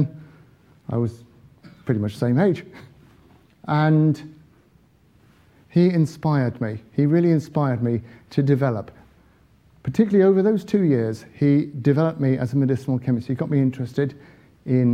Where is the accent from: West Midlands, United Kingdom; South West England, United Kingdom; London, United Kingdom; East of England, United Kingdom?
East of England, United Kingdom; Little Paxton; also born or lived in Cambridge; I was born in Little Paxton